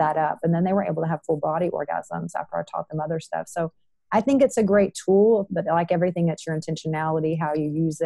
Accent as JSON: {"language": "English", "region": "Texas", "country": "United States", "said": "I'm from Texas"}